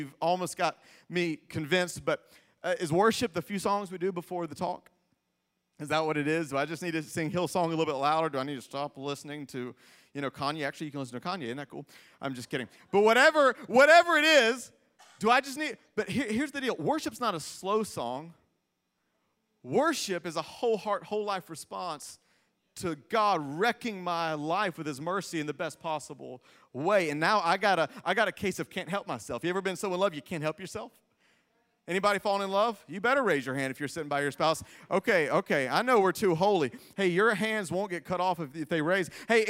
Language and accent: English; Greenville, South Carolina, United States; I was raised in Greenville, South Carolina.